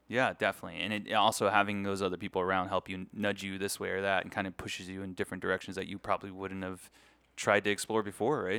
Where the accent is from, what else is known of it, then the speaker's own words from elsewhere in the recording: San Antonio, Texas, United States; now in Las Vegas, United States; I'm a U T fan 'cause I grew up in San Antonio